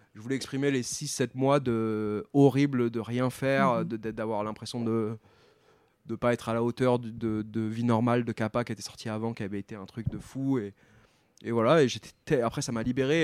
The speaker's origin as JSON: {"language": "French", "town": "Tours", "region": "Centre-Val de Loire", "country": "France", "moved": "yes", "said": "je viens de Tours"}